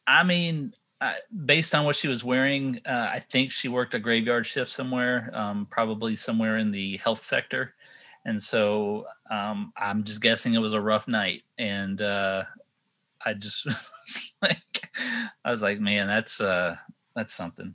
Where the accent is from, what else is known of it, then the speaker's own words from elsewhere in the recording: Texas, United States; now in Sanford, United States; I grew up in Texas